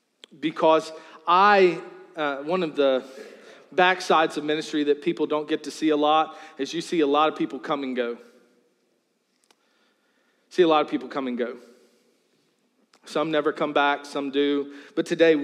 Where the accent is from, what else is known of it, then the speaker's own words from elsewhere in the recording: Charles City County, Virginia, United States; When I was growing up, I grew up in Charles City County, Virginia.